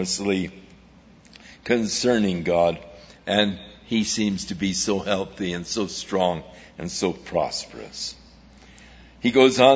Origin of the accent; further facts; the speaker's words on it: Ventura, California, United States; I grew up in Ventura